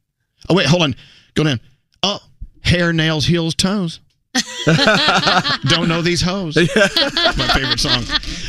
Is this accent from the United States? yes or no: yes; Texas, United States; Before you leave, because I grew up in Texas. I know what it's like to be a little gay boy in Texas.